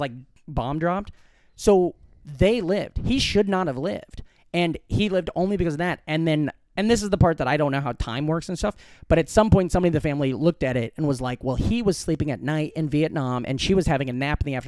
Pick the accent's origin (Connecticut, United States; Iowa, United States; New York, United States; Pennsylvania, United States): Iowa, United States; Glenwood; moved away; in my hometown in Glenwood, Iowa